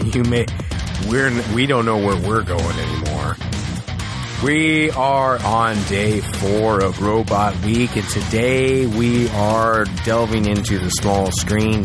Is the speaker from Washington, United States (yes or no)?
no; San Antonio, Texas, United States; I grew up in San Antonio.